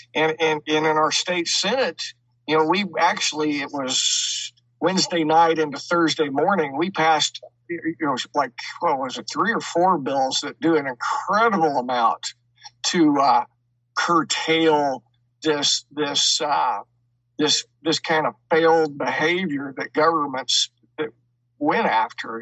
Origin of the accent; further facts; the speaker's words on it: Enid, Oklahoma, United States; now in Kansas, United States; I grew up in Enid, Oklahoma, about an hour and a half south of where I'm at right now.